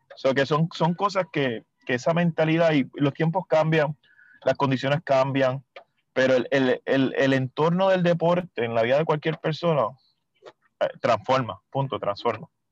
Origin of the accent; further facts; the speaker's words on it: Mayagüez, Puerto Rico; yo soy de Mayagüez